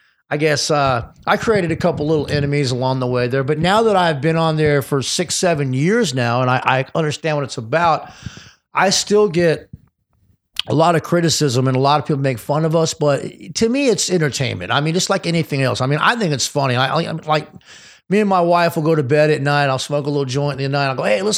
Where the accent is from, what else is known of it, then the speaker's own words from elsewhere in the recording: Detroit, Michigan, United States; also born or lived in Austin, Texas / Los Angeles; So, I grew up in Detroit and Austin, Texas, and basically LA, basically. So, but I'm more from Detroit and Texas because I moved away a long time ago